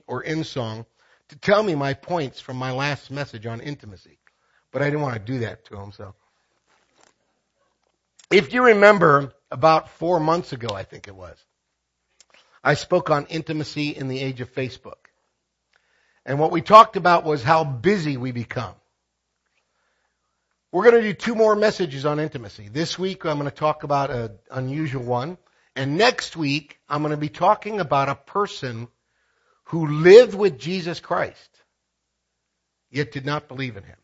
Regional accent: United States; moved away as an adult; now in Philippines; I'm American

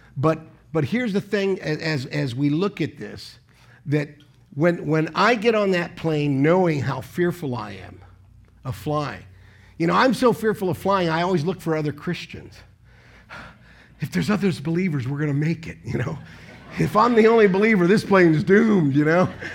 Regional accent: United States; moved away as an adult; now in Philippines; an American pastor for fourteen years

